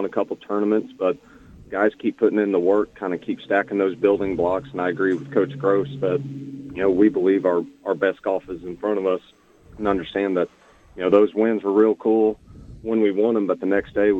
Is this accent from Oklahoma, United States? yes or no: yes; Oklahoma, United States; When I grew up here in Oklahoma, we didn't have